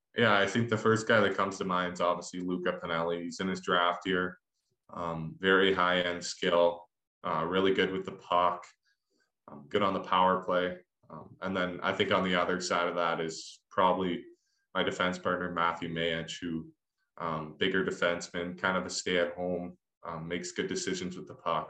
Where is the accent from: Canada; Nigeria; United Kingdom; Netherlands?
Canada; growing up in Canada